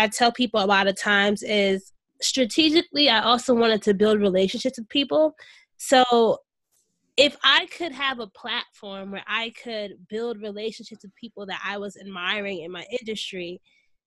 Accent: Orange, New Jersey, United States; my hometown of Orange, New Jersey

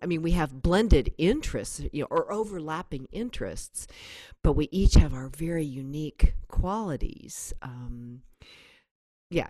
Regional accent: Berkeley, California, United States; also born or lived in Kensington, California / Oakland, California; I was born in Berkeley, California, and then my family. Um, there were only four of us at the time. We moved up to Kensington, which is up in the Berkeley Hills

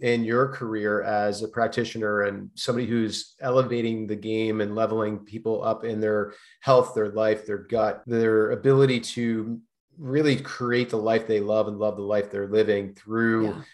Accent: East Coast, United States; now in California, United States; I grew up on the East Coast

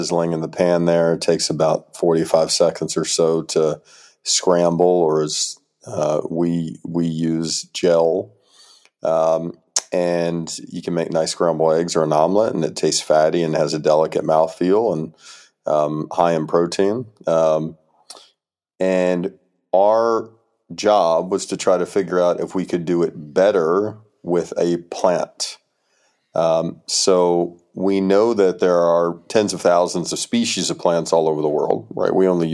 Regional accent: Birmingham, Alabama, United States; also born or lived in California; now in Berkeley, United States; Originally from meat country in Alabama. So I grew up in Birmingham, Alabama

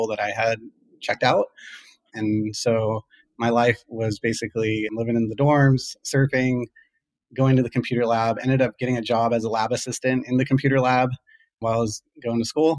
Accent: Los Angeles, California, United States; I was born originally in Los Angeles. Grew up there

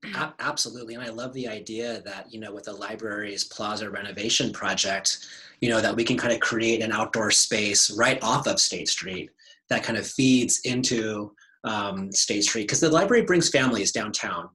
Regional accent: Santa Barbara, California, United States; also born or lived in Bloomington, Indiana; I'm from Santa Barbara, and I've been here for a long time

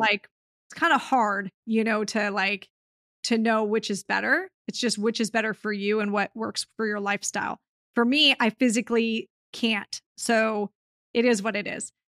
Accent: Southern California, United States; into my hometown because I haven't bought and property here in Southern California in a few years

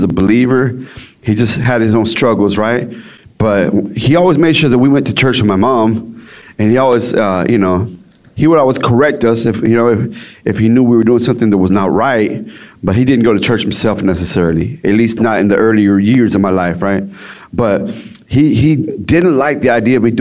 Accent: Dallas-Fort Worth area, Texas, United States; I'm from Texas, Dallas-Fort Worth area. You know, so I live in a little area called Everman Forest Hill. It's kind of like the hood, right? And so that's where I'm from.

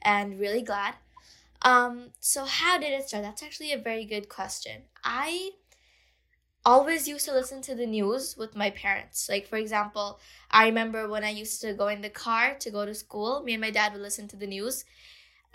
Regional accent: Bangladesh; my own country, Bangladesh, I'm from Bangladesh

